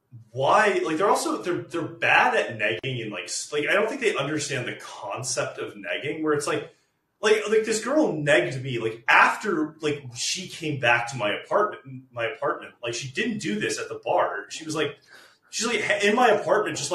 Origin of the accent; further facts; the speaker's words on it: Washington, United States; my hometown